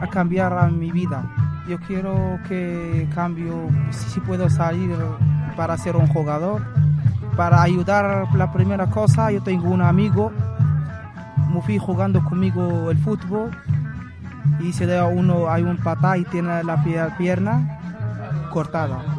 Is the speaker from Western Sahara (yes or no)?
yes; Western Sahara; Spanish is a second language; now in Spain; Somos un, equipo, un saharaui en España.